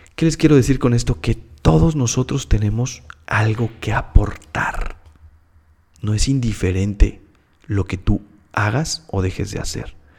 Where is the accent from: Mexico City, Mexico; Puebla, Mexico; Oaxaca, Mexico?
Mexico City, Mexico; moved away as an adult; also born or lived in Monterrey, Mexico; now in Hermosillo, Mexico; Soy de la Ciudad de México